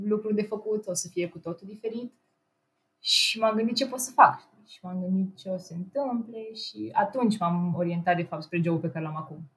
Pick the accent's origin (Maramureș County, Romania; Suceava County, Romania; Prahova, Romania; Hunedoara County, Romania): Prahova, Romania; Ploiești; moved away as an adult; now in Brașov, Romania; a trebuit să mă întorc acasă, în orașul meu, eu sunt din Ploiești, de fapt